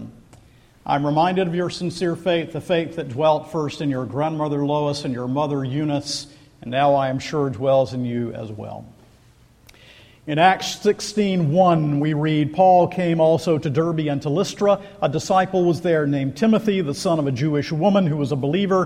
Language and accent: English; Scotland, United Kingdom; I'm a Scot.